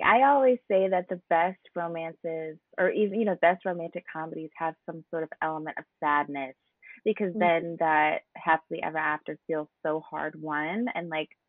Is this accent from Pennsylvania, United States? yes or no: no; New Jersey, United States; I'm from New Jersey